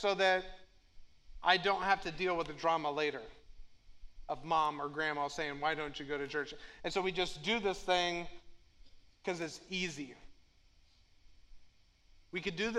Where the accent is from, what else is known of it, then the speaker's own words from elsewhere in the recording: Moweaqua, Illinois, United States; I grew up in Mahwikwa